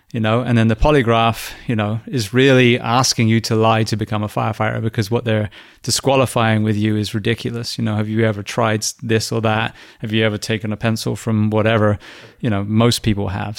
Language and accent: English; England, United Kingdom; moved away; I'm English